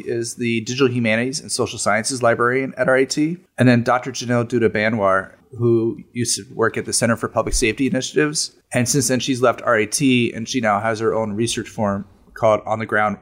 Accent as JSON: {"language": "English", "town": "Bethlehem", "region": "Pennsylvania", "country": "United States", "tie": "born or raised there", "moved": "as an adult", "lives_now": "Rochester, United States", "said": "I grew up in Bethlehem, Pennsylvania"}